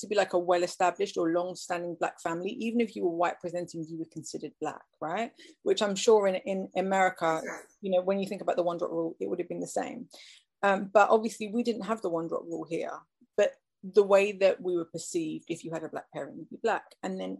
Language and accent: English; Liverpool, North West England, United Kingdom; I was born in 1989, and I was born in Liverpool in the northwest of England.